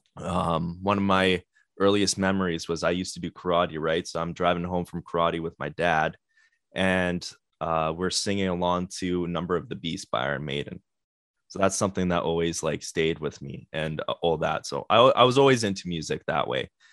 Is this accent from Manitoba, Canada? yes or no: yes; Winnipeg, Manitoba, Canada; we're from Winnipeg